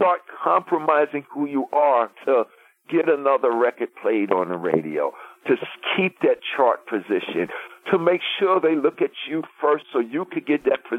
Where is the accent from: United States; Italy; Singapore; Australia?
United States; New York City, New York; from Hollis, Queens